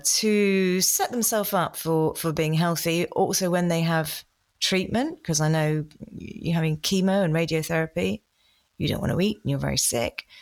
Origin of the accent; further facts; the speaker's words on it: United Kingdom; being typically British